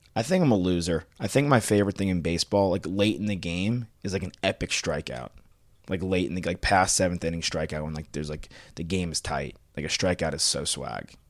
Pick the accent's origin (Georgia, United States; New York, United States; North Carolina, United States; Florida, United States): New York, United States; Long Island; born or raised there